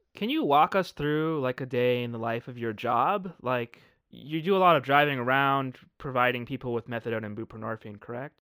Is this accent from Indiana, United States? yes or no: no; Arizona, United States; now in San Bernardino County, United States; growing up in Arizona, and I now live in San Bernardino County, uh, California